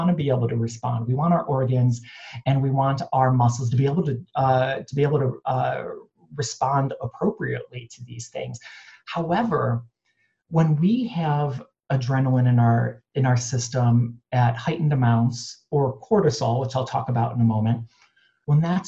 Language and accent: English; Cleveland, Ohio, United States; also born or lived in New York City; now in Los Angeles, United States; I was born and raised in Cleveland